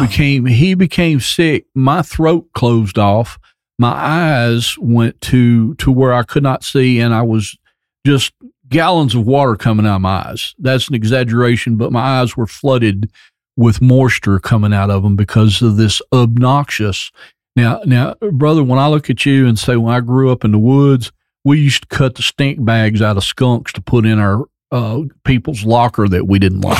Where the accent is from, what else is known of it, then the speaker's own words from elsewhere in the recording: United States; my hometown of Robertson County